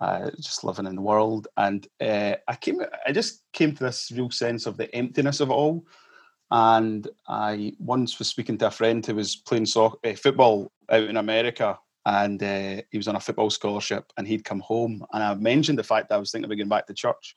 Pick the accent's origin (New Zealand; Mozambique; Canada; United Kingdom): United Kingdom; Kirkmuirhill, Scotland; moved away as an adult; also born or lived in Malawi / Edinburgh; now in Cumbernauld, United Kingdom; when I was 4 years old, we moved as a family to South Lanarkshire in the little village of Kirkmuir Hill on the M74 and your way down to England. So I grew up there